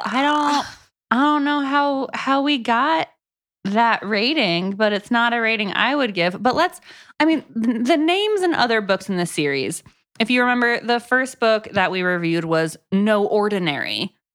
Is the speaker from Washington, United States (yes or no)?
no; Florida, United States; also born or lived in Texas; now in Tennessee, United States; I'm from Florida